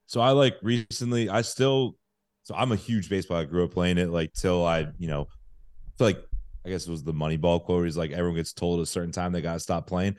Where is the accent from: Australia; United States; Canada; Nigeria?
United States; the Bay Area, California; moved away as an adult; also born or lived in Missouri / Chicago; now in New York, United States; I'm from the Bay